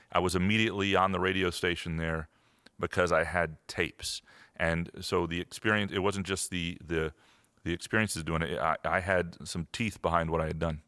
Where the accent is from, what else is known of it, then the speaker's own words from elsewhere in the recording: Lansing, Michigan, United States; also born or lived in Chicago; I grew up in Lansing, went to Lansing Sexton High School